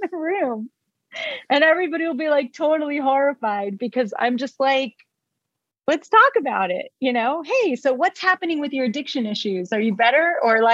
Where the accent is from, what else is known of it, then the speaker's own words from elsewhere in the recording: Israel; moved away; I was born in Israel. We're not known to be polite.